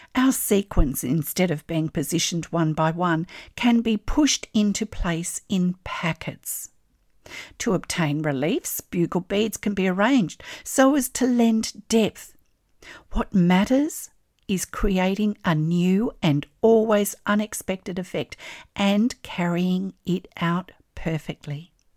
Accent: Australia; I'm an Australian textile artist

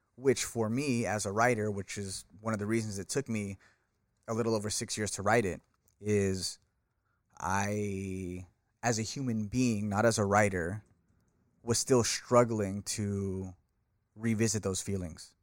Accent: Bay Area, California, United States; born in California, born and raised in the Bay Area

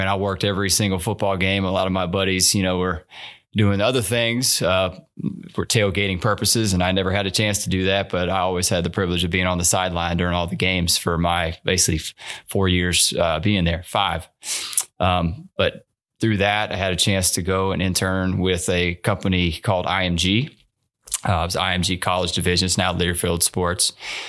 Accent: Athens, Georgia, United States; also born or lived in North Carolina / Texas; had a small stint in North Carolina. And in Texas, but again, spent most of my time growing up in Athens. My dad's side of the family was multi-generational in the Athens community.

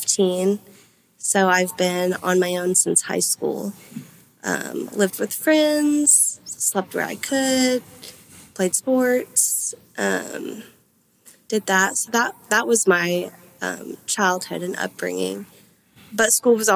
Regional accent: Lewisville, Texas, United States; I was born in Louisville, Denton County

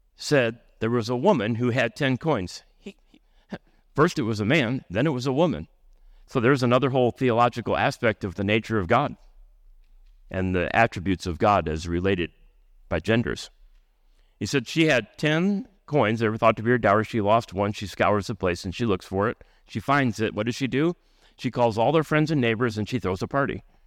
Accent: United States; accent: American; now in Canada; here in Canada, I'm speaking American

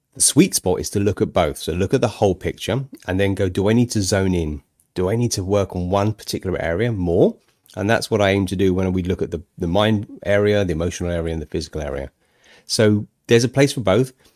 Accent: United Kingdom; I'm a Brit

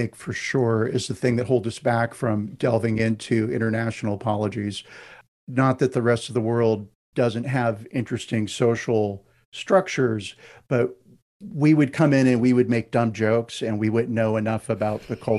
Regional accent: United States; Half of my family is British. My in-laws are Scottish. And one of the things that I notice as an American when I go to Britain

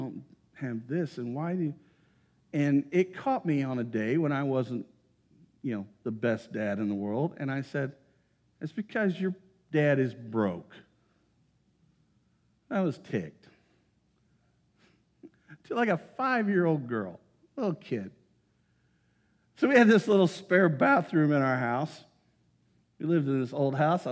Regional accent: Greensburg, United States; my hometown of Greensburg

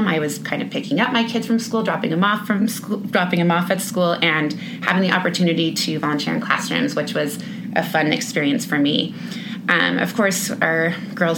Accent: Orange County, California, United States; moved away as an adult; now in Bend, United States; I was born and raised in Orange County, California

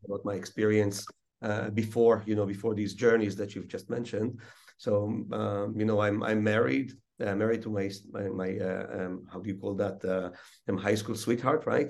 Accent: Israel; also born or lived in Russia / Chicago; almost born and raised in Israel

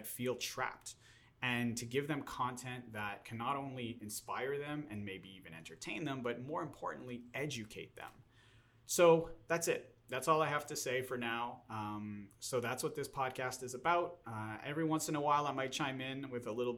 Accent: Montreal, Quebec, Canada; now in Los Angeles, United States; I'm originally from Montreal, Canada, now living here in Los Angeles, California

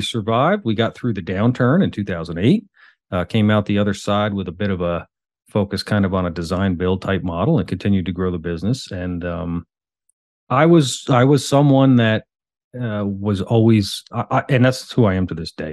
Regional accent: the Hamptons, New York, United States; moved away as an adult; now in Charlotte, United States; I was born and raised in the Hamptons

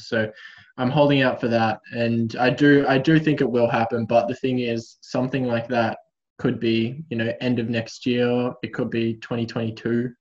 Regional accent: Canberra, Australian Capital Territory, Australia; moved away as an adult; now in Melbourne, Australia; Canberra is it's my hometown

